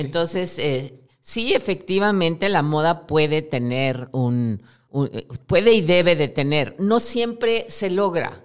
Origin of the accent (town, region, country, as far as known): Mexico